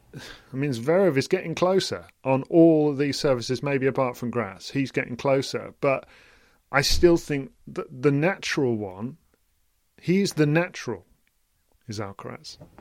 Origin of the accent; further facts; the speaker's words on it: England, United Kingdom; as an English person myself